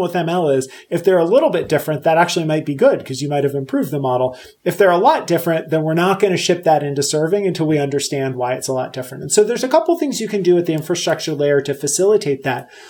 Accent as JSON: {"language": "English", "country": "Puerto Rico", "tie": "born or raised there", "moved": "yes", "lives_now": "Pennsylvania, United States", "said": "I live in Pennsylvania. Uh, so I grew up in Puerto Rico"}